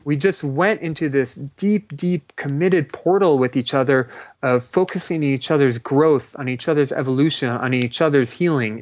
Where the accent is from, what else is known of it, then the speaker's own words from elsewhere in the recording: Los Angeles, California, United States; I grew up in Los Angeles